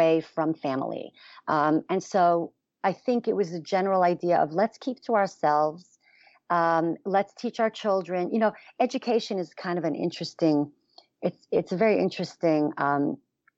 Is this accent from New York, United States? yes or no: yes; New York City, New York, United States; I was born and raised in Borough Park in Brooklyn